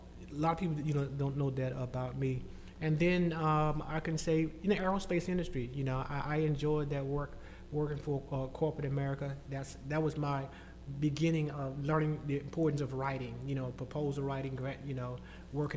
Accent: Little Rock, Arkansas, United States; Born and raised in Little Rock, Arkansas, East Little Rock.

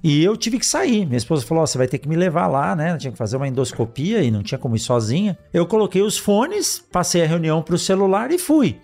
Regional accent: São Paulo, Brazil; lá em São Paulo, onde meus pais moram ainda hoje, onde eu fui criado

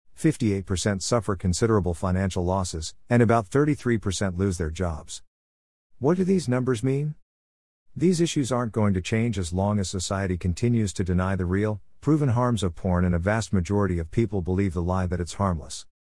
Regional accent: Mumbai, Maharashtra, India; I was born and raised in Mumbai, city that never sleeps.

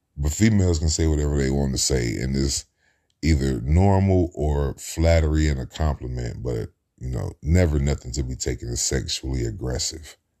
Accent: Cincinnati, Ohio, United States; I grew up in Cincinnati, Ohio, in the Midwest.

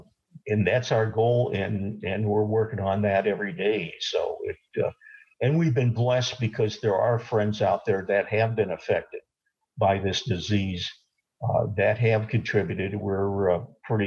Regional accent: South Bend, Indiana, United States; I grew up in South Bend

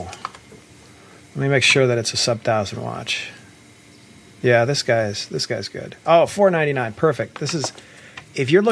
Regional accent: Columbus, Ohio, United States; moved away; I'm from Columbus

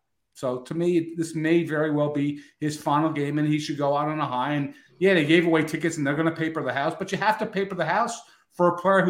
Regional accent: New Jersey, United States; I went to Ryder. I'm from New Jersey. I remember the spectrum.

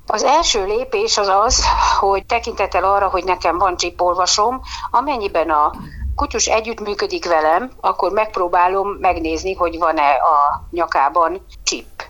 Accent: Szeged, Csongrád-Csanád, Hungary; Szegedi lévén, igaz, hogy a város peremkerületi részén lakom

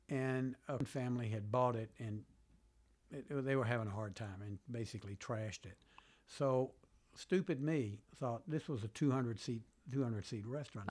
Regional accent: Birmingham, Alabama, United States; moved away as an adult; also born or lived in Virginia; now in Washington, D.C., United States; I grew up in Birmingham, Alabama

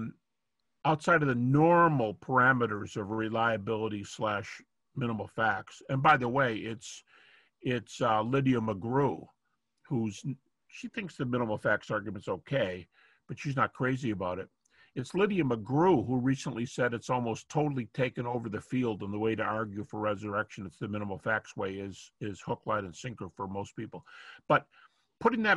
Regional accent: Detroit, Michigan, United States; moved away as an adult; now in Lynchburg, United States; I'm from Detroit all my life, but, well, not all my life. I started my early life there for whatever, 20-something years

